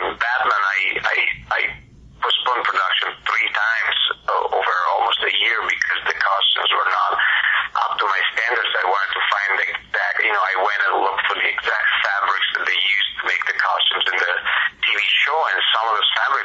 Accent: Italy; moved away; I grew up in Italy

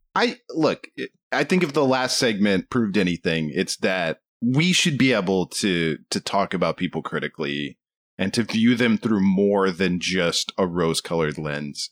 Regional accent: United States; I'm American

